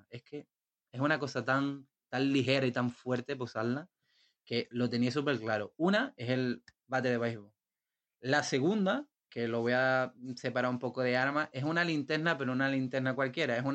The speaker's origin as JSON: {"language": "Spanish", "country": "Spain", "lives_now": "Portugal", "said": "ahora estoy aquí en Portugal y tenía intenciones de volverme a España por unas cosillas y demás. Y bueno, ahora supongo que me tocará volver a mi"}